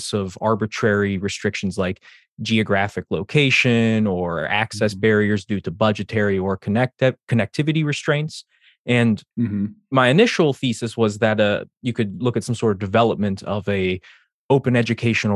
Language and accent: English; Western Pennsylvania, United States; moved away as an adult; also born or lived in Eastern Shore, Maryland; now in Annapolis, United States; I grew up in Western Pennsylvania, went to state school there